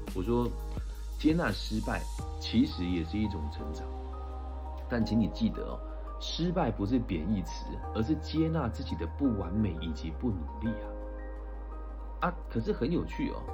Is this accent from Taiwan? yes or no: yes; Puyan, Changhua County, Taiwan; moved away; 我们的故乡在彰化浦原的一个非常乡村的地方